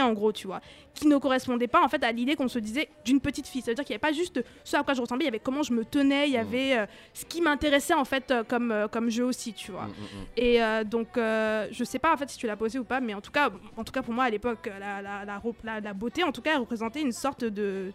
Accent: Cameroon; now in France; J'ai grandi au Cameroun

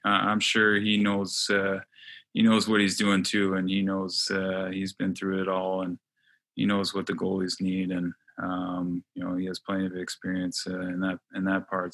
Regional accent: Montreal, Quebec, Canada; I'm from Montreal

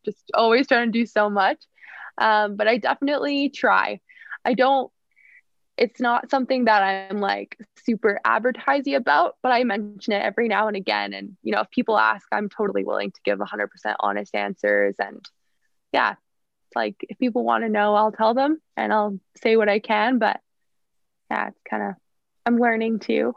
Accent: Fernie, British Columbia, Canada; also born or lived in Whistler / Victoria; growing up in Fernie, being such a small town

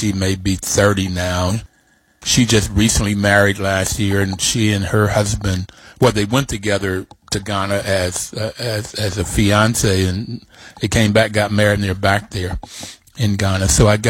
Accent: Bluefield, West Virginia, United States; I grew up in Bluefield, West Virginia, which is a very small town in in West Virginia, coal mining, blue collar, relatively poor folk.

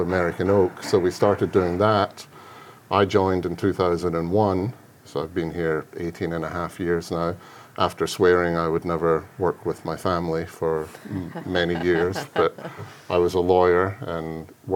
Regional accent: Scotland, United Kingdom; moved away as an adult; now in Kentucky, United States; I grew up in Scotland, and my dad had a cooperage just outside Glasgow

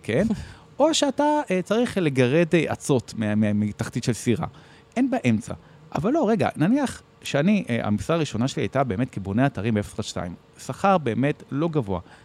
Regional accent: Bat Yam, Tel Aviv District, Israel; נולדתי וגדלתי בבת ים

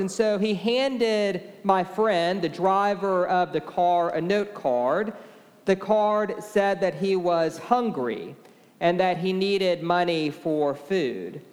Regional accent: Beaumont, Texas, United States; now in Austin, United States; I grew up in Beaumont, Texas, and I was raised at St. Mark's Episcopal

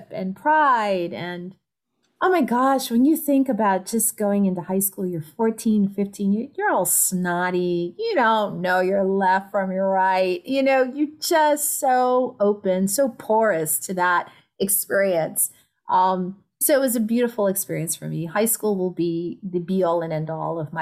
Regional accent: New York City, New York, United States; moved away as an adult; now in San Francisco Bay Area, United States; I was born in the Bronx. Woo woo. And raised

